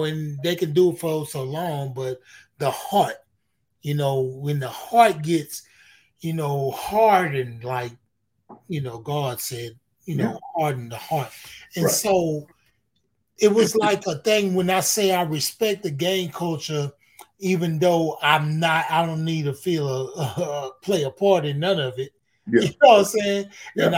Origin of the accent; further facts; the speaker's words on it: Houston, Texas, United States; I'm from Houston. I'm from Texas.